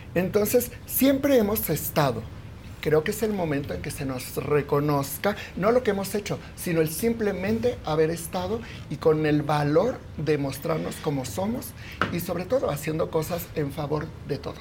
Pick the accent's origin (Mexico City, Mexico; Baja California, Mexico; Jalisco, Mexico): Mexico City, Mexico; Soy de aquí, de la Ciudad de ah. México, y tengo 67 años.